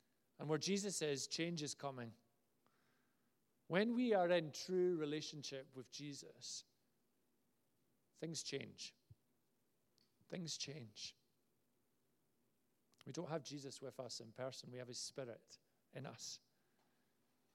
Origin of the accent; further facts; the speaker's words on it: Glasgow, Scotland, United Kingdom; I was from Glasgow